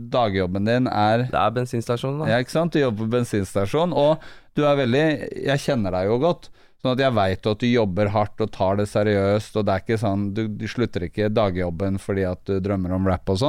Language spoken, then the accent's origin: Norwegian; Bærum, Akershus, Norway; De fleste nå i rappkretser tror jeg er fra Bærum fordi at jeg rappa det så hardt i sånn ti år.